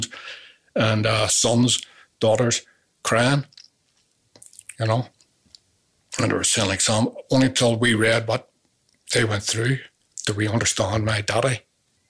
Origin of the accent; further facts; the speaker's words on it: Northern Ireland, United Kingdom; this is my country. I'm Irish.